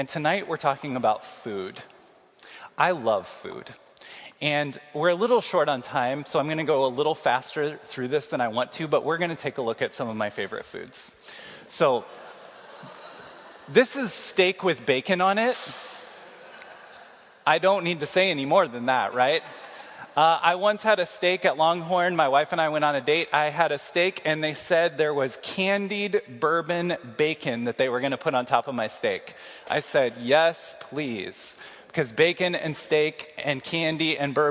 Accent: Kansas City, United States; moved away as an adult; now in Iowa City, United States; I'm from Kansas City.

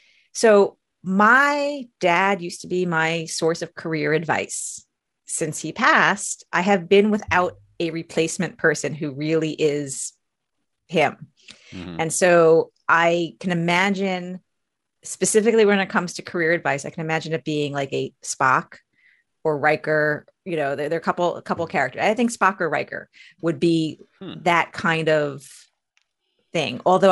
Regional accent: Alaska, United States; One a Canadian. I'm from Alaska.

